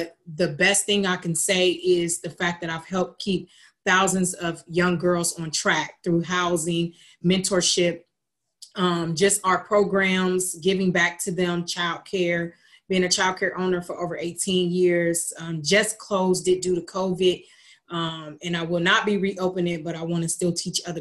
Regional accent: Lima, Ohio, United States; also born or lived in Columbus, Ohio; I'm originally from Lima, Ohio, born and raised, moved to Columbus, Ohio at 19 years old

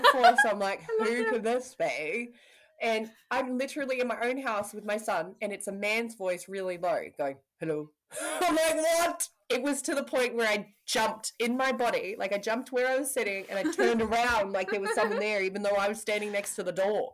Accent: Parihaka, Taranaki, New Zealand; I'm from Parihaka

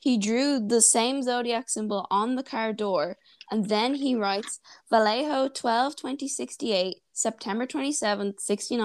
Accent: Wicklow, Leinster, Ireland; accent: Wicklow; I'm from Wicklow

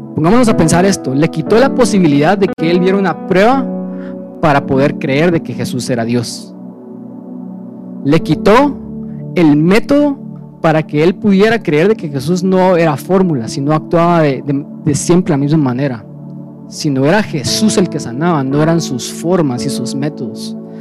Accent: Guatemala; somos gentiles guatemaltecos, nacidos en un país del tercer mundo

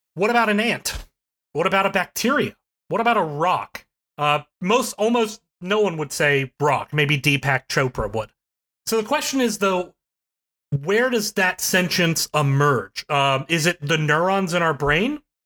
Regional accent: Charleston, West Virginia, United States; Charleston, West Virginia, which is my hometown, that I went to as a kid.

